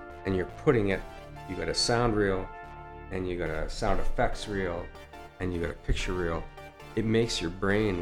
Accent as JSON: {"language": "English", "town": "Edmonton", "region": "Alberta", "country": "Canada", "said": "I'm from Edmonton"}